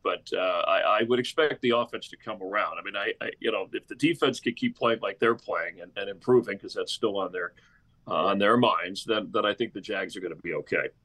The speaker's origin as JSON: {"language": "English", "region": "Florida", "country": "United States", "moved": "yes", "said": "I'm originally from Florida"}